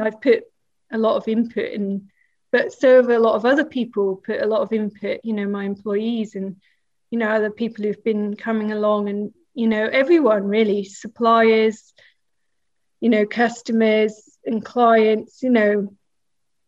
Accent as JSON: {"language": "English", "town": "Norwich", "region": "East of England", "country": "United Kingdom", "tie": "born or raised there", "also_born_or_lived": "Peterborough / Bradford", "moved": "as an adult", "said": "So I was born in Norwich and then my parents moved to Peterborough, which is about 90 miles away."}